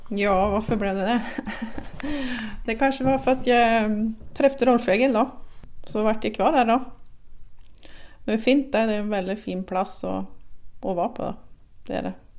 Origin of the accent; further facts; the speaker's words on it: Sweden; som svensk